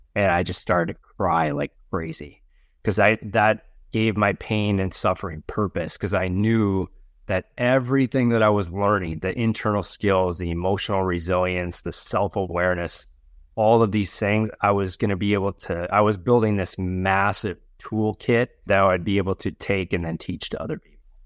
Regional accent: Wisconsin, United States; now in Los Angeles, United States; I am originally from Wisconsin

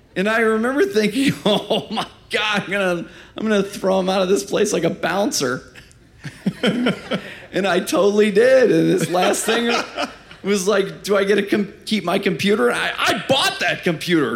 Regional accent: Fort Wayne, Indiana, United States; we're from Fort Wayne, Indiana

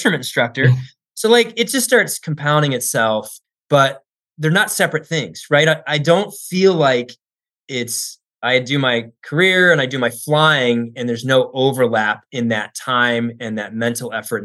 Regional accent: Tucson, Arizona, United States; I grew up in Tucson, and there's a Air Force base there

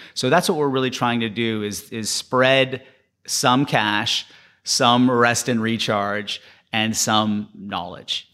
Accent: Panama; moved away; when I was growing up in Panama

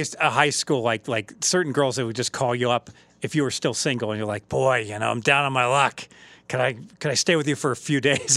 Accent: Dayton, Ohio, United States; also born or lived in Oakwood, Ohio; I grew up in Dayton View until I was in fourth grade

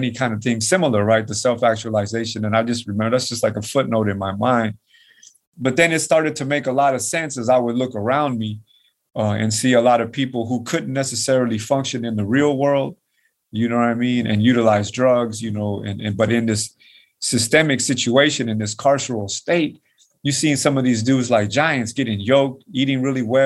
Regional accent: Nicaragua; moved away; I'm from Nicaragua

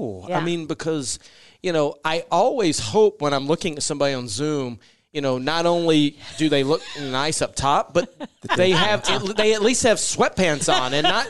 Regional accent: the South, United States; now in Nebraska, United States; And, you know, I'm being from the South, Wendy's are everywhere.

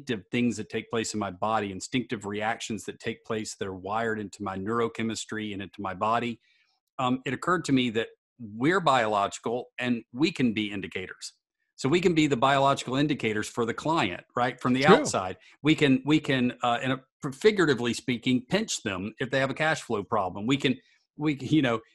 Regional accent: Savannah, Georgia, United States; I grew up in Savannah

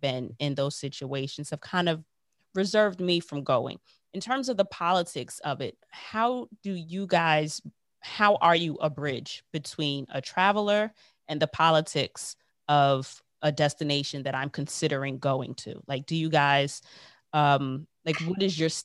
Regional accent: United States; accent: American; I'm American

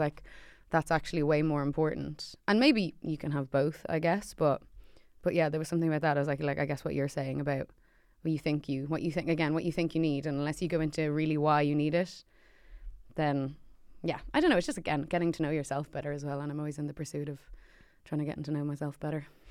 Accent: Ireland; an Irish thing, we kinda just go, "Oh, but we're just so lucky to have whatever."

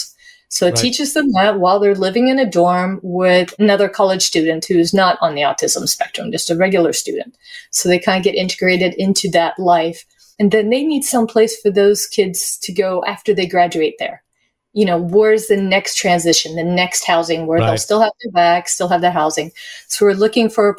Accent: Sweden; moved away; I'm an immigrant as well. I immigrated from Sweden

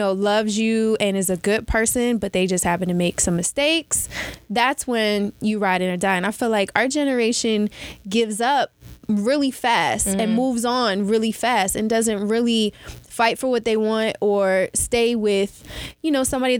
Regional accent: Cincinnati, Ohio, United States

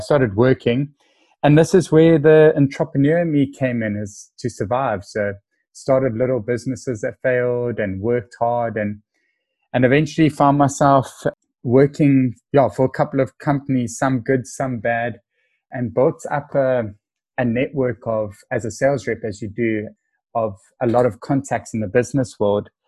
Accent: Cape Town, Western Cape, South Africa; I am a young, proud South African. I'm currently 33. And um, I was born in Cape Town

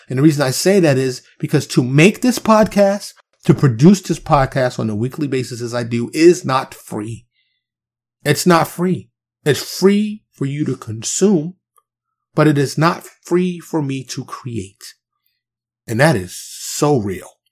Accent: New York City, New York, United States; I'm a kid from Harlem in the South Bronx, right? Kid running around the streets of New York City, single parent home

